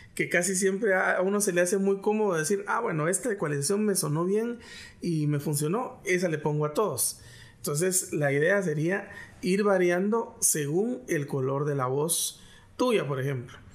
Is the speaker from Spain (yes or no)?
no; Guatemala; accent: Guatemalan; tenemos un cantadito que solo nosotros no lo conocemos